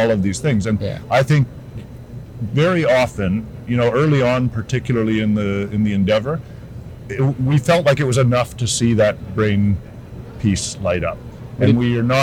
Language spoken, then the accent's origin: English; Canada; also born or lived in United Kingdom; I am Canadian